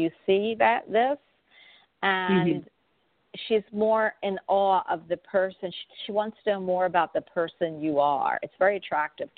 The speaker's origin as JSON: {"language": "English", "area": "Jersey Shore", "region": "New Jersey", "country": "United States", "tie": "born or raised there", "moved": "yes", "said": "I was raised in Jersey Shores in my youth."}